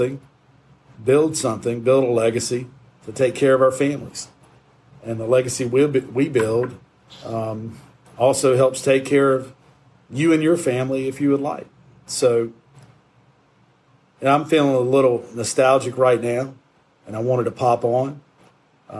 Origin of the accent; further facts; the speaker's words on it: Shelby, North Carolina, United States; my hometown of Shelby